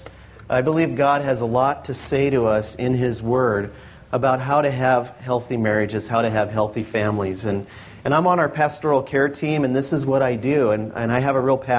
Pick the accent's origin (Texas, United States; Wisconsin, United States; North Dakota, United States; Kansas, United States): North Dakota, United States; now in Washington, United States; I was born and raised in North Dakota